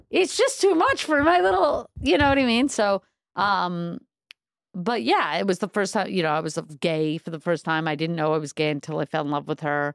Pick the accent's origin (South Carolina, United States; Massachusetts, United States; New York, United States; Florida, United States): New York, United States; New York City; I'm originally from Crown Heights from Brooklyn